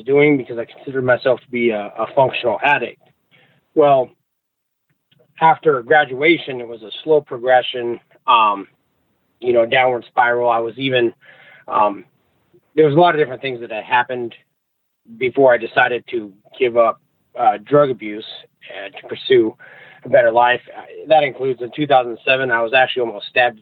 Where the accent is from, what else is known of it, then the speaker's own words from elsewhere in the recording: Anchorage, Alaska, United States; moved away as an adult; now in Idaho, United States; I spent most of my life growing up in Anchorage, Alaska